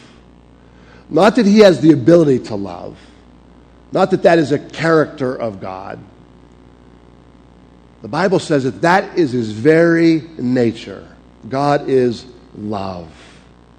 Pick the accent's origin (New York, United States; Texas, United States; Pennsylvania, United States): Pennsylvania, United States; Pittsburgh; accent: Pittsburgh; moved away as an adult; also born or lived in Springfield, Missouri; I'm from Pittsburgh.